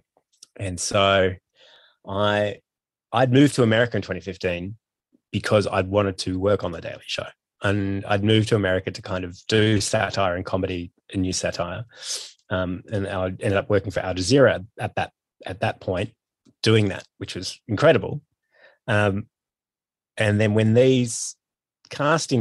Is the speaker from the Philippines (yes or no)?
no; Australia; born or raised there; moved away as an adult